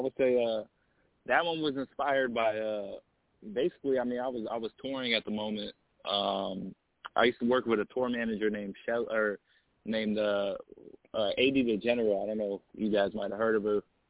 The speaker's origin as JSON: {"language": "English", "town": "Las Vegas", "region": "Nevada", "country": "United States", "tie": "born or raised there", "moved": "as an adult", "lives_now": "Los Angeles, United States", "said": "is a Las Vegas native, basically. I grew up in Vegas. Moved out to L.A., I would say, about 6 years ago"}